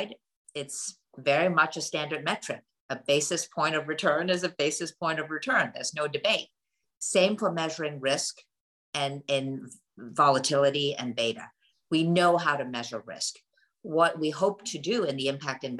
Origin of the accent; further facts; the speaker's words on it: Hong Kong; now in United States; I grew up in Hong Kong and my entire family still lives in that part of the world. But I came to the United States for school